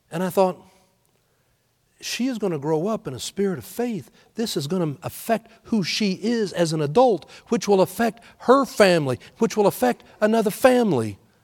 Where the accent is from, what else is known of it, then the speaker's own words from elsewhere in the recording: Houston, Texas, United States; moved away; Being born and raised in Houston, I told you last week how I was cheering for my Astros growing up there in Houston.